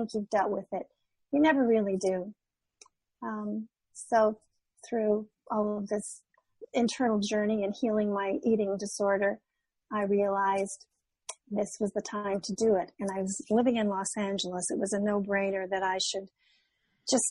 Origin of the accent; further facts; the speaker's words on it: Canada; moved away as an adult; now in California, United States; I'm originally from Canada